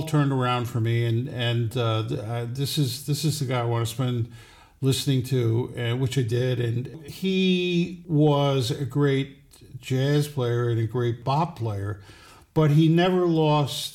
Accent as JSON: {"language": "English", "town": "Troy", "region": "New York", "country": "United States", "tie": "born or raised there", "moved": "as an adult", "lives_now": "West Hurley, United States", "said": "I was born in Troy, New York"}